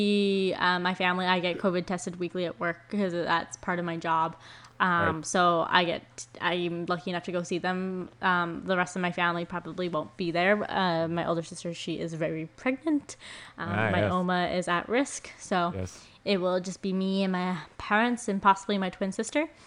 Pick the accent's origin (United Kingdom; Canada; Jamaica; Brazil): Canada; growing up in Canada and we don't have one extreme weather condition or the other